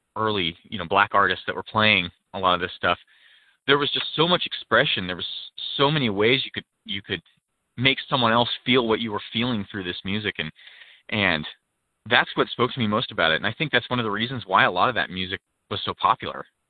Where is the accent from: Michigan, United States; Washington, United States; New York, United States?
Washington, United States; Pacific Northwest; I was born in uh, the Pacific Northwest, um, pretty rural area